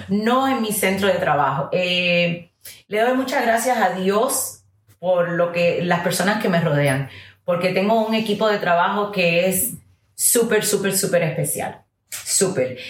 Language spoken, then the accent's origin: Spanish; United States; first language English; Spanish is a second language; aunque hable muy bien el español, soy americana y es mi primer idioma